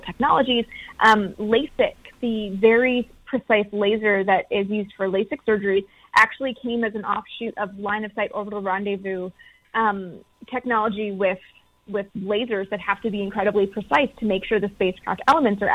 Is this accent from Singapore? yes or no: no; Canada